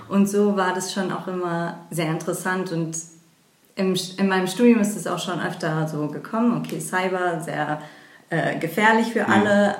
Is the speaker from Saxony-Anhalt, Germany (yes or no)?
no; Frankfurt, Hesse, Germany; also born or lived in England; wieder in meine Heimatstadt Frankfurt zurückgekommen